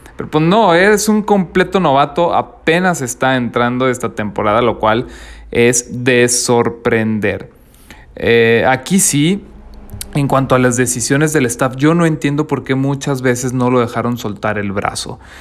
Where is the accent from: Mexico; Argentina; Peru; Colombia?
Mexico; northern Mexico; Yo soy del norte de México, así que aquí todavía está haciendo calor.